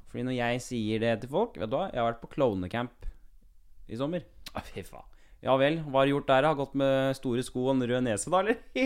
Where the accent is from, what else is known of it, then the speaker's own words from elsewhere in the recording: Kongsberg, Buskerud, Norway; moved away; Jeg er en fyr fra Kongsberg